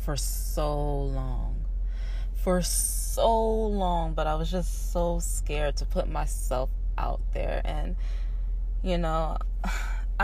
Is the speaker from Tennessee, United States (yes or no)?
no; Shreveport, Louisiana, United States; moved away as an adult; now in San Antonio, United States; I'm from Shreveport, Louisiana. I moved to San Antonio, though, when I was about 19.